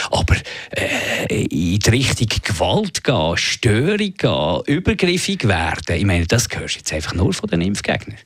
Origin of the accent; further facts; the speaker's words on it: Switzerland; bei uns in der Schweiz